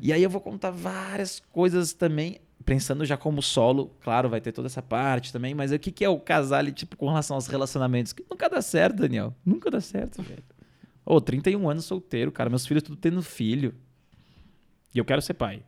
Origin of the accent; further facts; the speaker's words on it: Ilhabela, São Paulo, Brazil; now in São Paulo, Brazil; Então eu vim de Ilhabela, cheguei em São Paulo